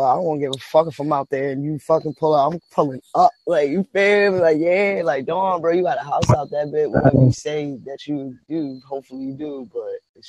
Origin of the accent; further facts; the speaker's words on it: New York City, New York, United States; I said, like, my culture, I'm from the Mecca, you know, so I be around a lot of Jamaicans, Africans, Guyanese, Hispanics, and Cubans